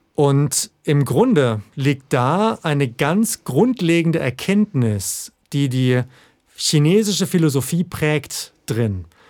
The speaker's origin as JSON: {"language": "German", "region": "Southern Germany", "country": "Germany", "moved": "yes", "said": "ich komme ja ursprünglich aus Süddeutschland"}